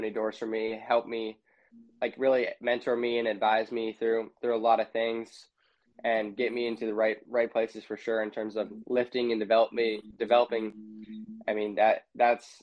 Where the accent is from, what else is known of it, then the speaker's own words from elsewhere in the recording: Overland Park, Kansas, United States; also born or lived in Lansing, Michigan; I'm from Overland Park